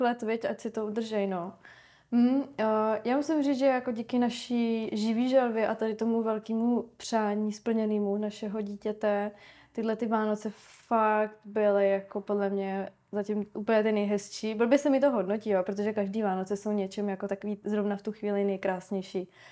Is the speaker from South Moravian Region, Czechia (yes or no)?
no; Ostrava, Moravian-Silesian Region, Czechia; now in Prague, Czech Republic; já jsem hlavně, že z Moravy